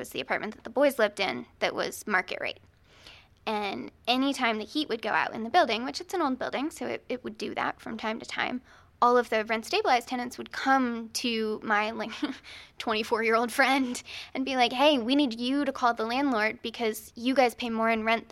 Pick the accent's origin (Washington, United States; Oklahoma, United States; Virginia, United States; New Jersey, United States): Virginia, United States; Virginia Beach; I'm from Virginia Beach